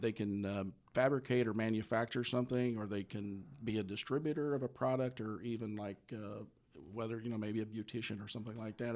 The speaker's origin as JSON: {"language": "English", "region": "Midwest", "country": "United States", "tie": "born or raised there", "also_born_or_lived": "Indiana", "said": "I grew up in the Midwest, uh, graduate of, uh, Indiana and, uh, Purdue Universities"}